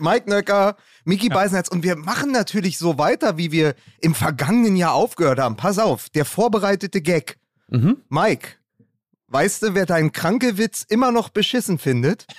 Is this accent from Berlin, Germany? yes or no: yes; Berlin, Germany; da bin ich als Berliner